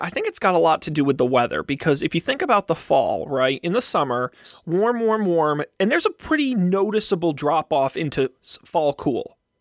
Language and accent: English; Massachusetts, United States; I'm from Massachusetts